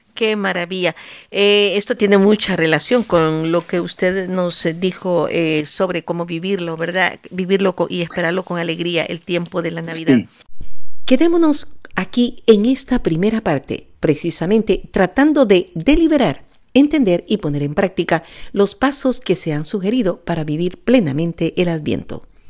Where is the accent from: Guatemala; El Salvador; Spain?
El Salvador; moved away; allá en mi país, El Salvador